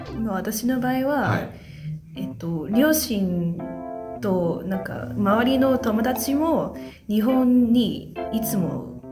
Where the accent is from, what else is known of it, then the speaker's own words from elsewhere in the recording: Hong Kong; Japanese is a second language; moved away as an adult; now in London, United Kingdom; 香港出身なんですけど、でも今はロンドンで大学を勉強する